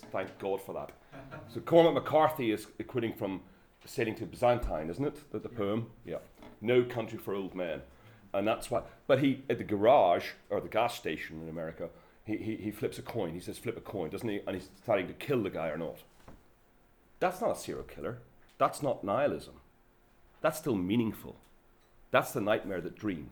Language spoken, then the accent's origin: English; Belfast, Northern Ireland, United Kingdom; I'm from Belfast